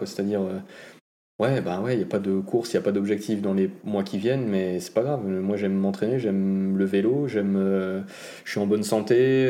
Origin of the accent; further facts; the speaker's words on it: Grand Est, France; en tant que bon Alsacien